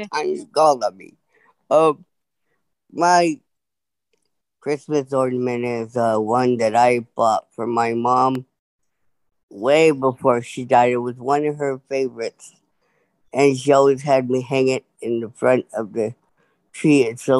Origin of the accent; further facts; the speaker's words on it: Salem, Oregon, United States; I'm from Salem, Oregon.